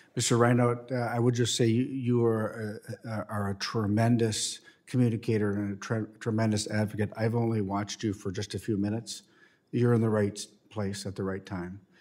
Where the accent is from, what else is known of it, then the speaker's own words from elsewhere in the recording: Minnesota, United States; my home state of Minnesota